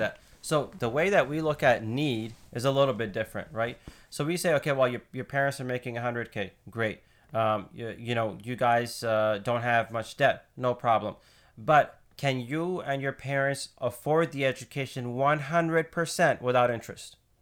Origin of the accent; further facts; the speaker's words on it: Connecticut, United States; moved away as an adult; also born or lived in Indiana; I grew up in Connecticut, um, small town